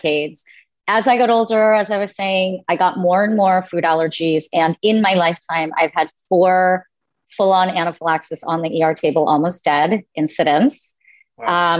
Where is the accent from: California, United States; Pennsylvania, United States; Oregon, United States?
Pennsylvania, United States; Philadelphia; born or raised there